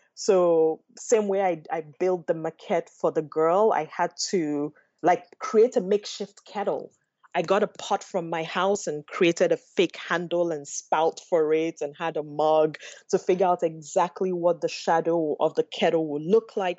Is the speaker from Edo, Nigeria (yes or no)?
no; Enugu, Enugu State, Nigeria; moved away as an adult; now in Los Angeles, United States; growing up in Enugu, I think of my summers in the village with my grandmother.